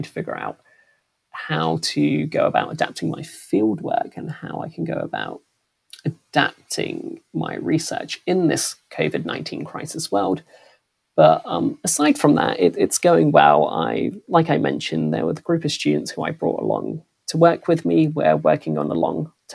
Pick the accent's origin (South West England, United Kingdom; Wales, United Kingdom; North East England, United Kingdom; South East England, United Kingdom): South East England, United Kingdom; Reading; growing up in Reading, I had a very sort of diverse cohort of friends from all over the world